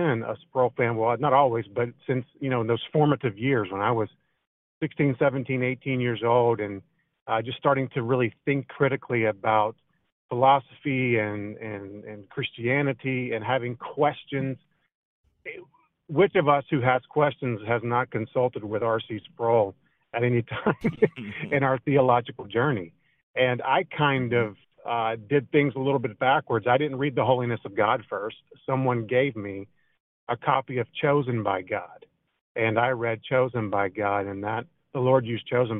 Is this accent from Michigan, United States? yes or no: no; Raleigh, North Carolina, United States; I'm from North Carolina. I grew up on the south side of Raleigh, mostly in 27603